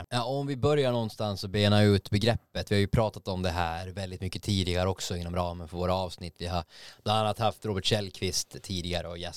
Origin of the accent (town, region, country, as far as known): Gothenburg, Västra Götaland, Sweden